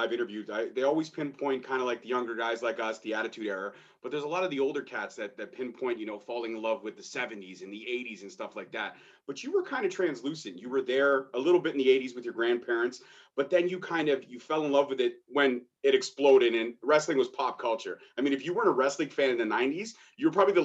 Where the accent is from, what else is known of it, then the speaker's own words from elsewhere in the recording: Brampton, Ontario, Canada; I'm from Brampton. Brampton